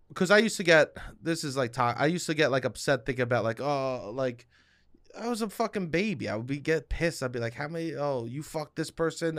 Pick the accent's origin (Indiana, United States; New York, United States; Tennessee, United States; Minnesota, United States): New York, United States; accent: New York